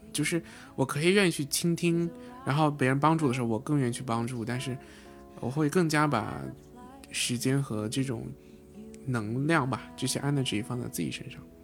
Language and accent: Chinese; China; 我作为中国人